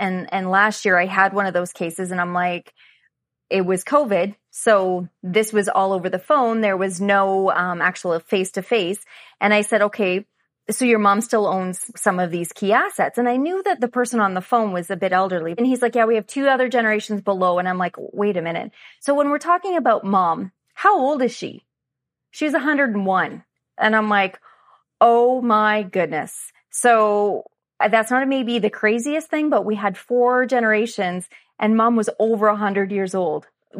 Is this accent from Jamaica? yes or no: no; Stratford, Ontario, Canada; I'm from Stratford, Ontario, so not very far from Allison. She's about 45 minutes away from me.